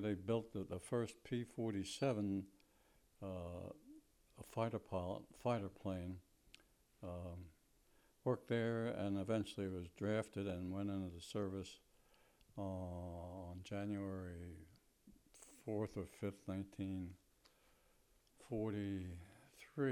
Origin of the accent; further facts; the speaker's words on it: Lynbrook, New York, United States; also born or lived in Bay Shore, New York / Wilmington, Delaware; now in Chestertown, United States; most of my childhood was spent there